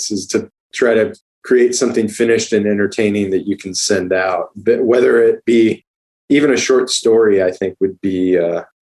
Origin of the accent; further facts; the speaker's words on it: Southwest, United States; now in Los Angeles, United States; we're both from the Southwest, so we we we uh, and weirdly, there's not a ton of people from like New Mexico and Arizona in LA.